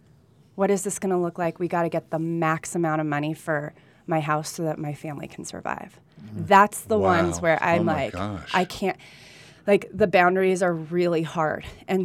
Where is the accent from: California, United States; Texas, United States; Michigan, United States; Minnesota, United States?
California, United States; Burbank; born there; also born or lived in Colombia; I was born in Burbank, California